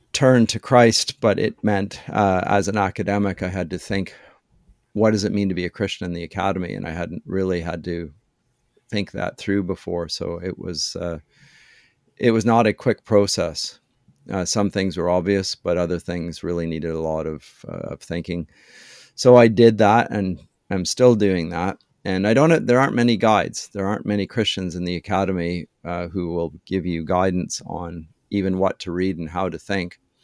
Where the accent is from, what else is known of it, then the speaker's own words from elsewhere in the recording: London, Ontario, Canada; moved away as an adult; also born or lived in Germany / Durham, England; I was born in London, Ontario.